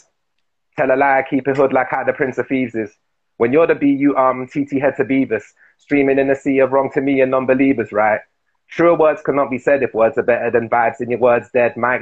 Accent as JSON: {"language": "English", "region": "London", "country": "United Kingdom", "said": "I'm representing the Newham Borough of Manor Park."}